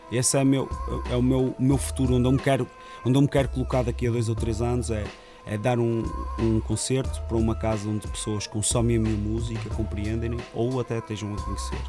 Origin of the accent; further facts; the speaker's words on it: Rio Tinto, Norte, Portugal; A minha comunidade Rio Tinto, como o pessoal pensa aqui no Norte, em Rio Tinto, a maneira de estar, a maneira de agir, que eu queria representar isso. Pá, e vangloriar a zona de onde eu sou